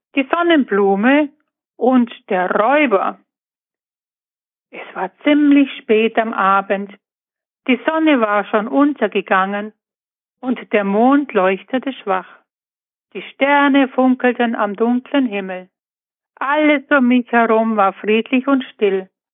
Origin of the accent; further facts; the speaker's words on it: Buchloe, Bavaria, Germany; ich komme aus Buchlohe im Ostallgäu